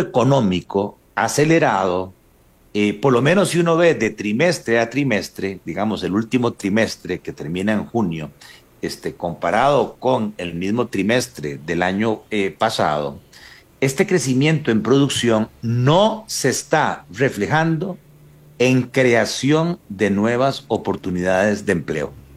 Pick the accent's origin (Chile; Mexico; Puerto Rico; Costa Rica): Costa Rica; Paraíso, Cartago; Paraíso, de donde soy yo